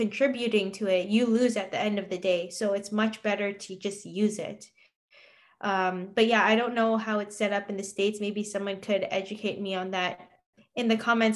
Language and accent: English; Canada; as a Canadian